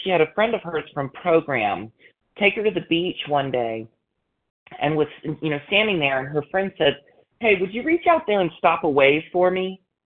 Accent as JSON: {"language": "English", "region": "Deep South", "country": "United States", "tie": "born or raised there", "said": "Growing up in the Deep South"}